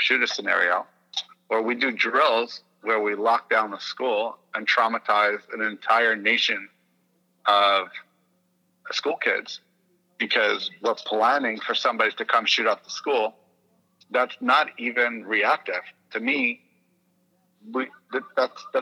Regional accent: New York City, New York, United States; also born or lived in Indiana / Texas; I am from Brooklyn, New York, and I spend time in Indiana and Texas

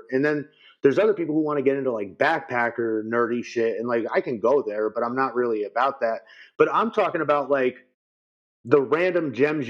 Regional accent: New York, United States; So I'm right underneath Albany.

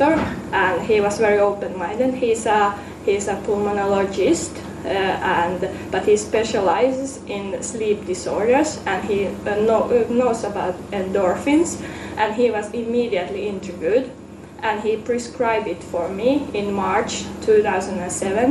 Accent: Finland; now in Amsterdam, Netherlands; I'm from Finland, though I currently live in Amsterdam.

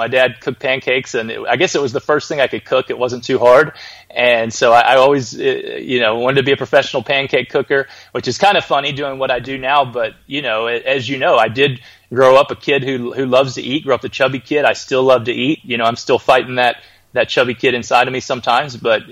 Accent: Birmingham, Alabama, United States; I was born in Birmingham, Alabama

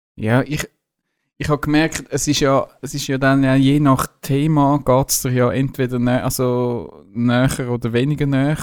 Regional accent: Zurich, Switzerland; Als Zürcher

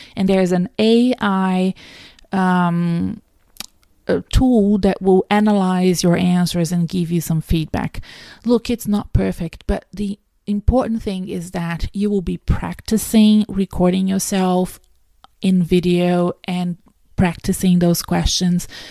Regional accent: Brazil; now in Australia; I'm from Brazil

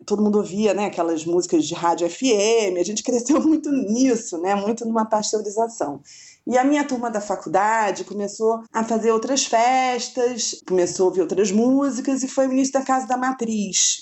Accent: Rio de Janeiro, Brazil; Eu morava no Rio, né? Eu sou carioca

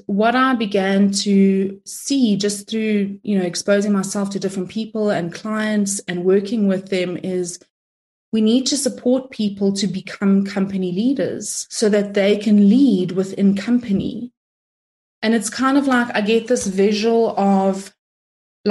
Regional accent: South Africa; I'm of Italian descent, but I'm from South Africa, if you're wondering where the accent is from

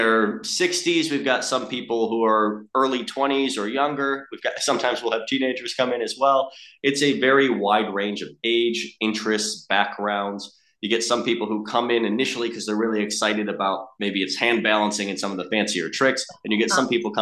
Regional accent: Chicago, Illinois, United States; moved away as an adult; now in Australia; I'm from Chicago originally

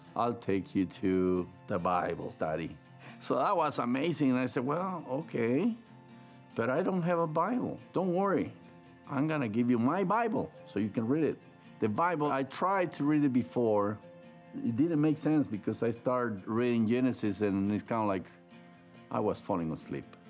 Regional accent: San Salvador, El Salvador; moved away; I grew up in El Salvador, San Salvador

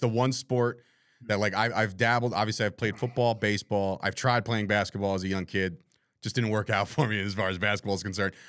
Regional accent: New Jersey, United States; the guy from New Jersey

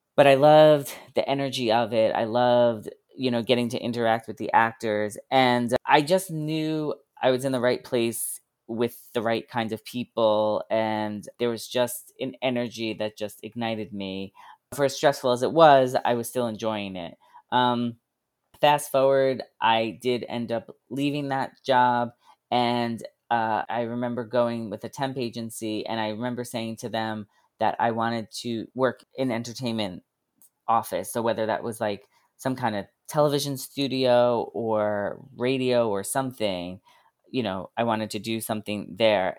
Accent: Long Island, New York, United States; also born or lived in Queens, New York / Boston, Massachusetts / Manhattan, New York; I was born in Queens, but, uh, moved to Long Island when I was one years old. So basically, I consider myself a Long Islander. I grew up on Long Island

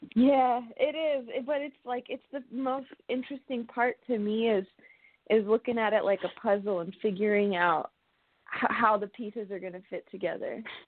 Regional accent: California, United States; I'm from California. I was born and raised in, in California

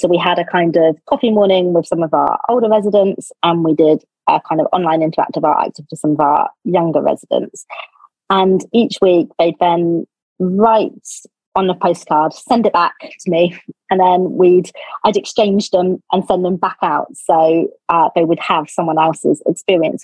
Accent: Cornwall, South West England, United Kingdom; moved away; I come from Cornwall

